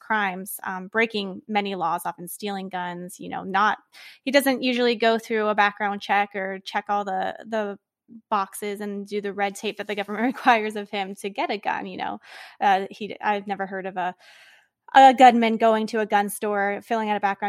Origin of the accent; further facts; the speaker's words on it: Pennsylvania, United States; I know my home state here in Pennsylvania